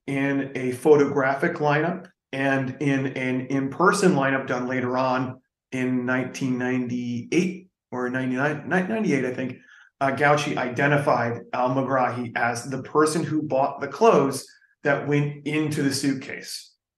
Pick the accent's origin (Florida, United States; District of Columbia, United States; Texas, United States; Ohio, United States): Texas, United States; when I was a kid growing up in Texas, like out here